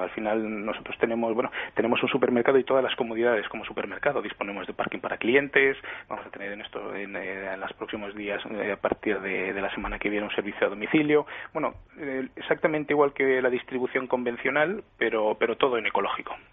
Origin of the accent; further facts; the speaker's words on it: Valencian Community, Spain; somos todos valencianos